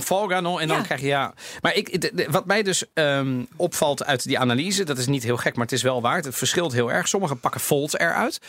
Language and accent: Dutch; Netherlands; ik ben in Nederland opgegroeid